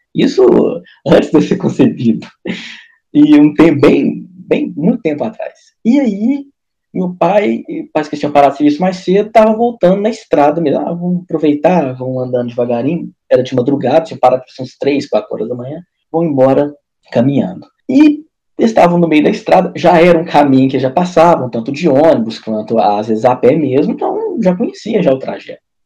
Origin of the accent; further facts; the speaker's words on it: Minas Gerais, Brazil; Eu sou, eu sou de Minas aqui, Mineirinho, Varginha ali